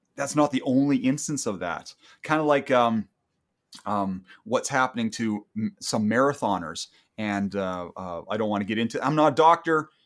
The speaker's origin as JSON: {"language": "English", "country": "Canada", "said": "I'm a Canadian"}